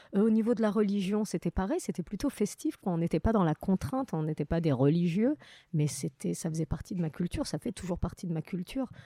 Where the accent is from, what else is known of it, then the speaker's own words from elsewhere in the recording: Morocco; now in France; très belle enfance, avec que des bons souvenirs du Maroc